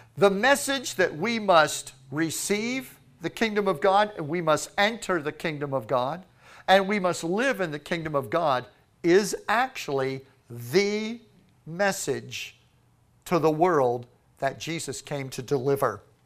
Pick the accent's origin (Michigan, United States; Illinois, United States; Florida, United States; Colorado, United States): Florida, United States; Florida. Yes, we are from Florida.